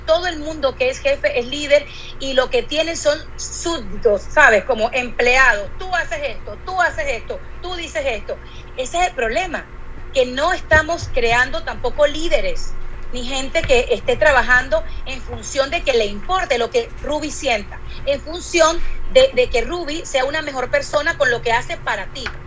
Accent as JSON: {"language": "Spanish", "country": "Venezuela", "moved": "yes", "said": "yo vengo de Venezuela, del país donde las telenovelas recorrieron el mundo entero"}